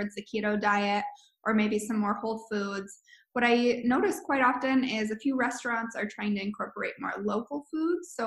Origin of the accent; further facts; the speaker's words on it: Anchorage, Alaska, United States; also born or lived in Colorado; I'm from Anchorage, but lived in Colorado for the last few years